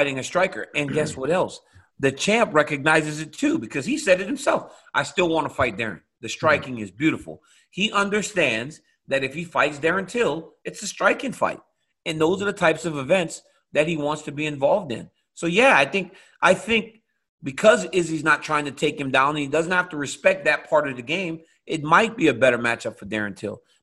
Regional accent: United States; I'm American. Yeah, in America, football belongs to us.

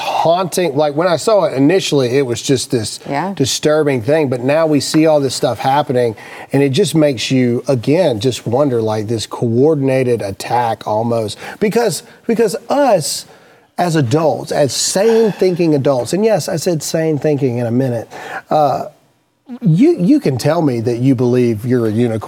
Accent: Mississippi, United States; I'm from Mississippi

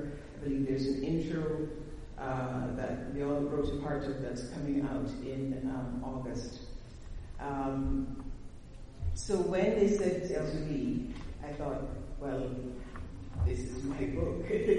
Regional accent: Canada; I think it was my fault because I'm a Canadian, so I brought the winter to New Orleans.

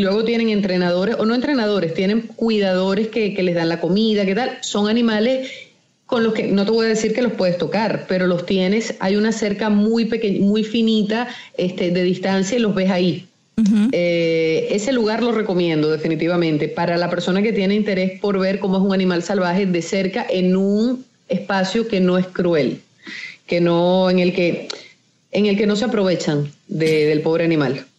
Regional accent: Maracay, Aragua, Venezuela; moved away as an adult; also born or lived in Cuba; now in United States; crecí en Venezuela, Maracay eh, es mi ciudad

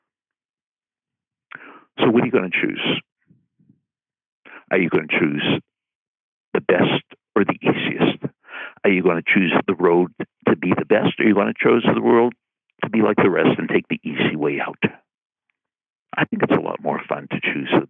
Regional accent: Boston, Massachusetts, United States; when I was growing up in Boston

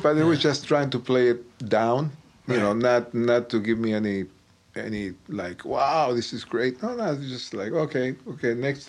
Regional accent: Buenos Aires, Argentina; I was in Buenos Aires, which is my hometown in Argentina.

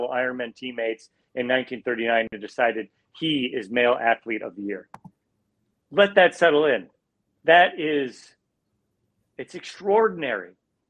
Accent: Iowa, United States; I like you, had those bullet points growing up in Iowa.

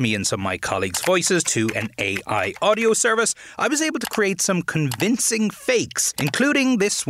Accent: Ireland; accent: Irish; moved away; The technology did struggle with my Irish accent

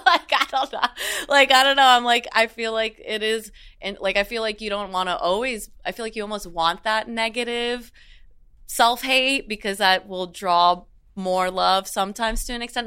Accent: South Florida, United States; I grew up in South Florida

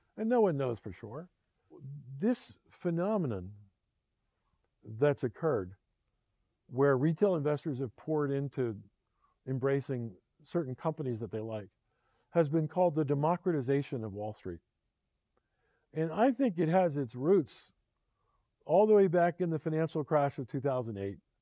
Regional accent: Philadelphia, Pennsylvania, United States; my hometown, Philadelphia

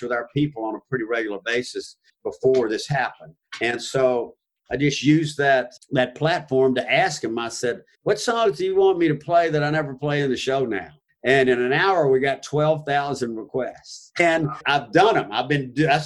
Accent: Gulf Coast, United States; moved away as an adult; also born or lived in Nashville / Key West / California; growing up on the Gulf Coast, I was a beach boy

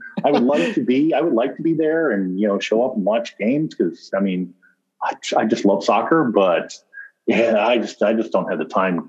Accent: Orange County, California, United States; me and my brother growing up in Orange County.

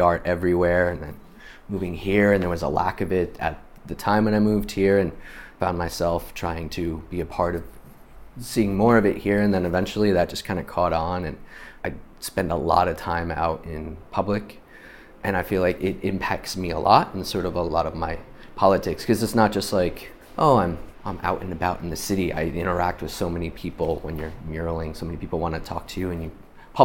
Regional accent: New York, United States; moved away as an adult; now in Portland, United States; I am from New York, where I was raised, grew up, and moved out here to Portland about 15 years

